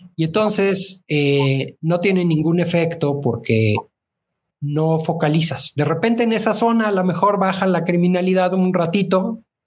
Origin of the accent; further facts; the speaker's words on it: Mexico; vamos a seguir siendo los mismos mexicanos